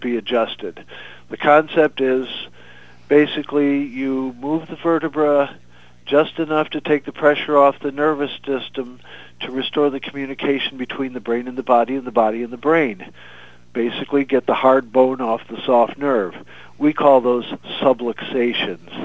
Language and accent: English; Libertyville, Illinois, United States; moved away as an adult; now in Florida, United States; I grew up in Illinois initially, and after graduating high school in Libertyville, Illinois